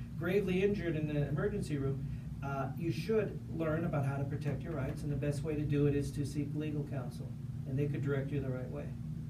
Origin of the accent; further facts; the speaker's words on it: Los Angeles, California, United States; now in Las Vegas, United States; where you and I grew up in Los Angeles